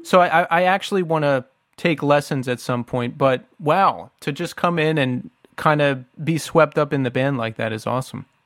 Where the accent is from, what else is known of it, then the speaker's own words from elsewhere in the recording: outside of Philadelphia, Pennsylvania, United States; we grew up outside of Philly and, you know, I lived in Philly for a long time